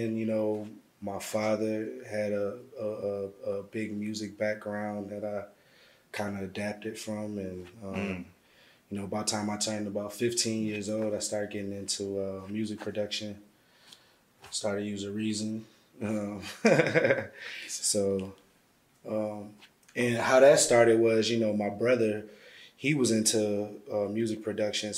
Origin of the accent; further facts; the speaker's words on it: St. Paul, Minnesota, United States; also born or lived in Little Rock, Arkansas; I was born in Little Rock, Arkansas. Moved to St. Paul, Minnesota when I was young, and pretty much grew up there.